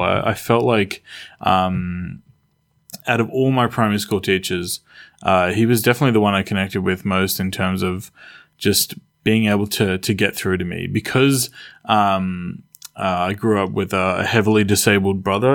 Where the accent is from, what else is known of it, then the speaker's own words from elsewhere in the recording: Australia; where I grew up, Australia